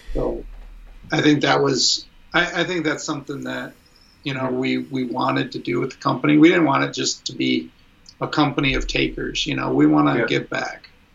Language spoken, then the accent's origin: English; Fairview, Michigan, United States; moved away as an adult; I grew up in uh, Fairview, Michigan